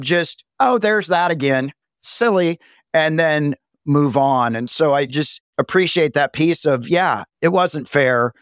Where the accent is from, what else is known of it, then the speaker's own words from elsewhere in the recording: the South, United States; moved away; also born or lived in Los Angeles; I grew up in a small town in the South